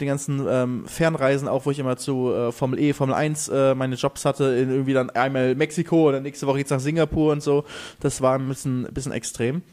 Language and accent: German; Germany; moved away as an adult; now in Mallorca, Spain; ich bin Deutscher